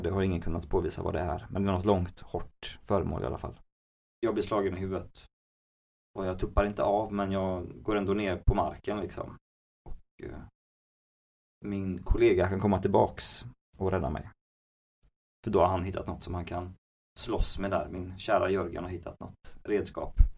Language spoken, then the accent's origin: Swedish; Gothenburg, Västra Götaland, Sweden; jag är född i Göteborg och har bott i Göteborg hela mitt liv